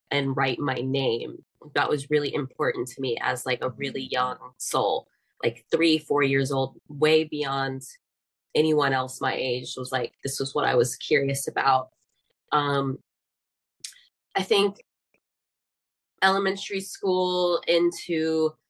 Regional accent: Atlanta, Georgia, United States; also born or lived in Decatur, Georgia; I grew up in Atlanta

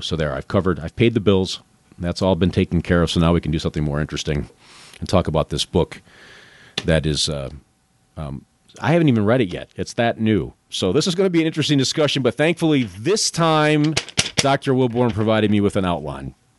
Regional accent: the North, United States; moved away; I grew up in the North

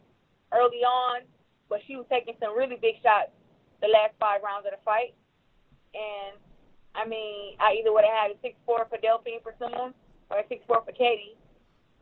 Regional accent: Flint, Michigan, United States; my hometown

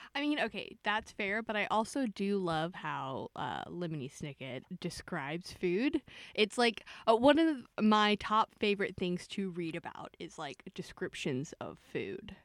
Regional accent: the South, United States; I'm from the South

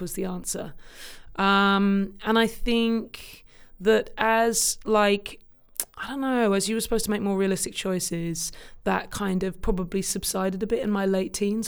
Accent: Cambridge, East of England, United Kingdom; moved away as an adult; also born or lived in London; now in New York, United States; I grew up in Cambridge, in the U K

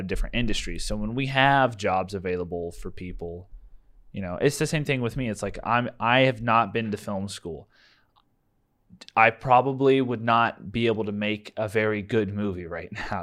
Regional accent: United States; proud of being American

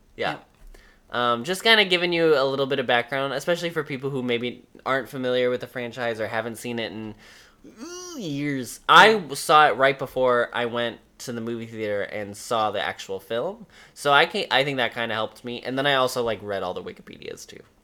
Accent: Northern Indiana, United States; I'm from Northern Indiana, and he went to a high school that was the town next to mine

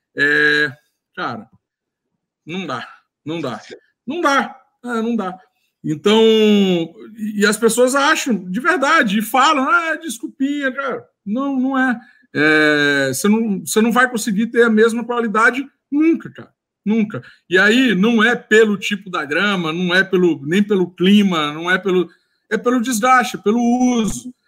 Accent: Maranhão, Brazil; moved away as an adult; also born or lived in Rio de Janeiro; eu sou maranhense, eu formei lá na Universidade é, Estadual do Maranhão.

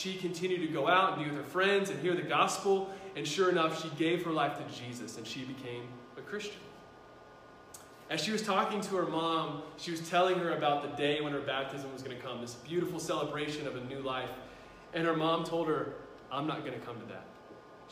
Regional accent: United States; I'm an American

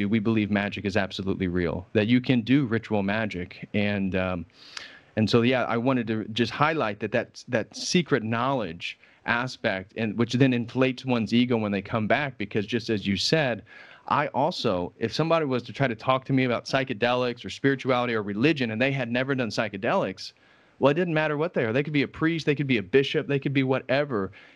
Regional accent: Indiana, United States; moved away; also born or lived in Illinois; I grew up in Indiana, which is a fairly conservative state in the United States.

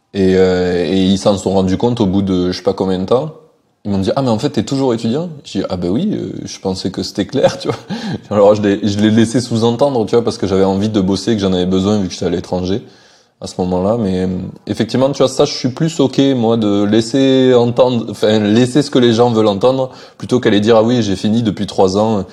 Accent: France; chez nous en France

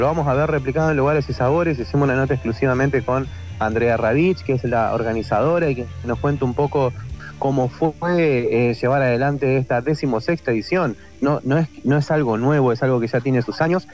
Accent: Rosario, Santa Fe, Argentina; now in Entre Ríos, Argentina; yo soy de Rosario, pero vivo en Entre Ríos

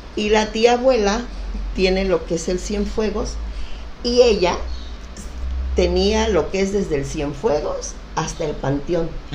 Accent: Pie de la Cuesta, Guerrero, Mexico; also born or lived in Acapulco; Yo nací en Acapulco, en el hospital de Acapulco, pero vivo desde siempre ahí en pie de la cuesta

